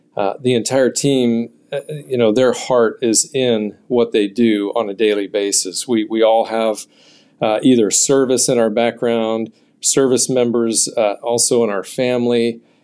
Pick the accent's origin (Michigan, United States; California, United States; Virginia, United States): California, United States; I grew up in California